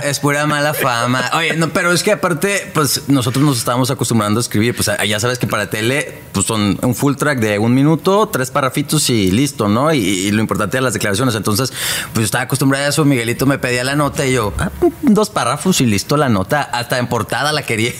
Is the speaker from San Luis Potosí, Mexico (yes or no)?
no; Hermosillo, Sonora, Mexico; now in Monterrey, Mexico; yo soy de Hermosillo